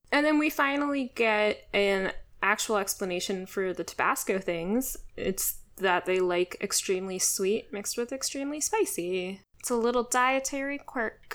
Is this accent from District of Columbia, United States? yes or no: yes; Washington, District of Columbia, United States; I grew up in the Washington, D C area